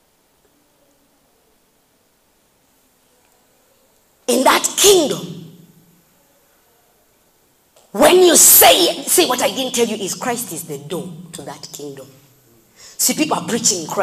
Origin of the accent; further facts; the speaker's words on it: Kapchorwa, Uganda; I'm from Kapchora and I say Takwenyo